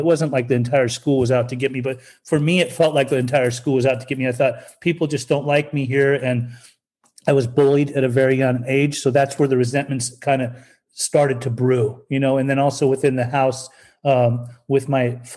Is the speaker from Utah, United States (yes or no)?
yes; Salt Lake City, Utah, United States; also born or lived in Germany; I'm Persian. I was born in Germany and raised in Salt Lake City, Utah